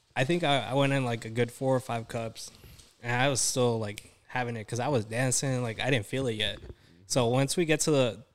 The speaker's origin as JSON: {"language": "English", "town": "Dallas", "region": "Texas", "country": "United States", "said": "I'm from Dallas"}